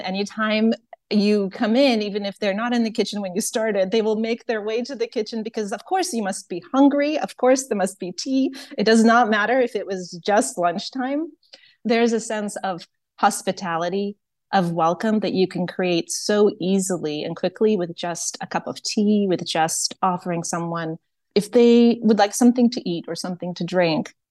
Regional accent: Ukraine; also born or lived in Soviet Union; now in United States; I am originally from Ukraine

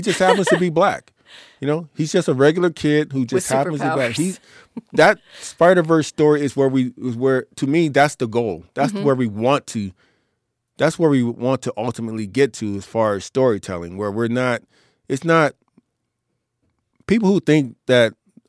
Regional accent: United States; we're Americans. We grew up here in America. We have American tastes. We have we have American values

